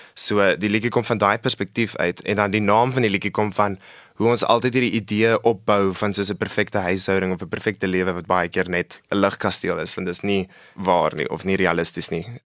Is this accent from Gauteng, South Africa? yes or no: yes; Centurion, Gauteng, South Africa; ek is van Centurion af. Ek bly daarso maar my hele lewe. Ek ek dink ons het daartoe getrek toe ek 4 was.